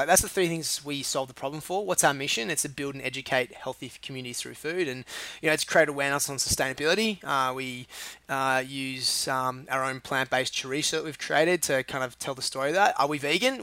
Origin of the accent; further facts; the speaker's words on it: Sydney, New South Wales, Australia; moved away; I was in, born in Sydney, uh, and then grew up in a place called the Northern Beaches